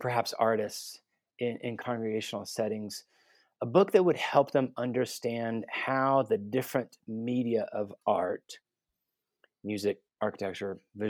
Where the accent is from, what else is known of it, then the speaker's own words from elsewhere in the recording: Guatemala City, Guatemala Department, Guatemala; also born or lived in United States / Vancouver, Canada; I was born and raised in Guatemala City. Born and raised a missionary kid, specifically. Moved around the States, did my undergrad at the University of Texas, studied international relations.